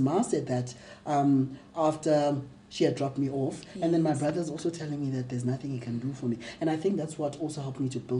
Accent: Mthatha, Eastern Cape, South Africa; I grew up in Umtata, raised and socialized as a girl

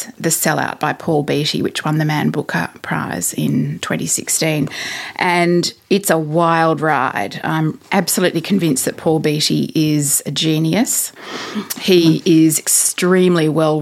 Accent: Australia; being an Australian

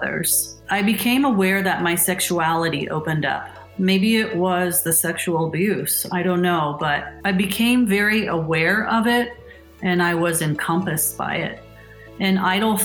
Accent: Indianapolis, Indiana, United States; I grew up here in Indy in a Catholic community and attended Catholic schools for 8 years

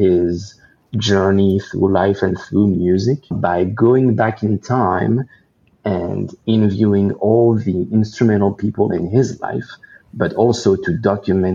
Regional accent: France; moved away as an adult; now in Los Angeles, United States; I decided to leave everything and everyone behind in my homeland of France, to just move here by myself

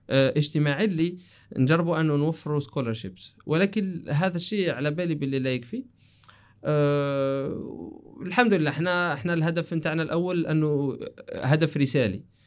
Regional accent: Algeria; قلنا انتو جزائريين قلنا له ايه

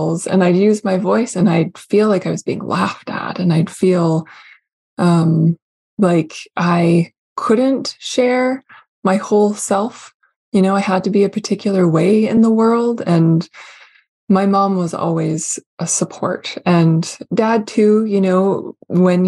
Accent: Canada; also born or lived in Vancouver; I am Canadian through and through, with a lot of old country heritage. I still am in Canada

